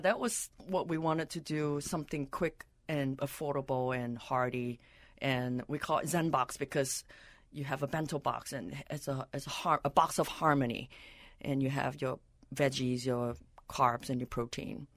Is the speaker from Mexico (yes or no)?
no; Malaysia; also born or lived in San Francisco; now in Minneapolis, United States; I was born in Malaysia.